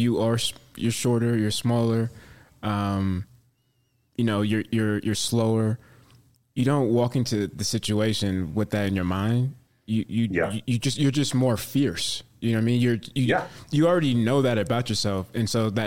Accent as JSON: {"language": "English", "area": "Bay Area", "region": "California", "country": "United States", "tie": "born or raised there", "said": "I grew up in the Bay Area and always went to 49er games."}